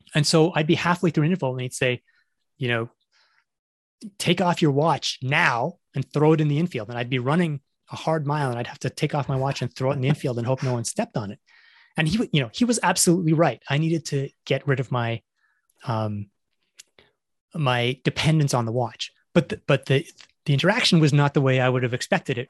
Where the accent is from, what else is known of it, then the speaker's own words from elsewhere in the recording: Toronto, Ontario, Canada; moved away as an adult; also born or lived in Montreal, Canada / England / United States; I grew up in Toronto